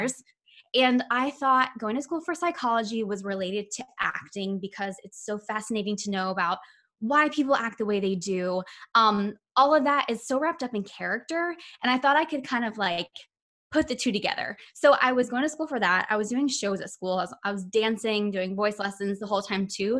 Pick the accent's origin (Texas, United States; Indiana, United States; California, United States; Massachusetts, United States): Indiana, United States; Indianapolis; now in New Jersey, United States; I'm from Indianapolis, Indiana